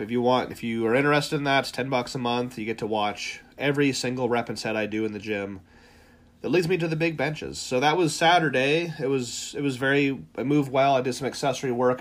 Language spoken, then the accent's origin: English; Ohio, United States; We're from Ohio.